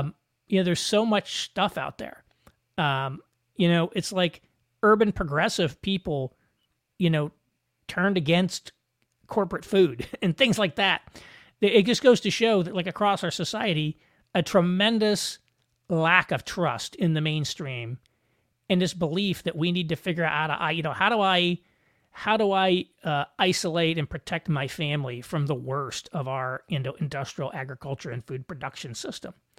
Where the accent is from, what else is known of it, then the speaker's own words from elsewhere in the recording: Southern Indiana, United States; I grew up in Southern Indiana